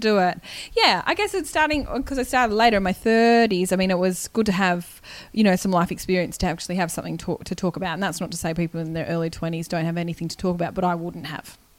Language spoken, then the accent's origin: English; Canberra, Australian Capital Territory, Australia; also born or lived in Wagga Wagga, New South Wales; I'm from Canberra. But I was born in Wagga